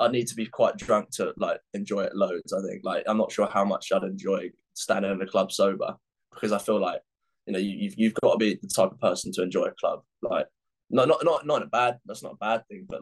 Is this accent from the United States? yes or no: no; Epsom, South East England, United Kingdom; That's where I was born, bro. Yeah. I was born in Epsom Hospital.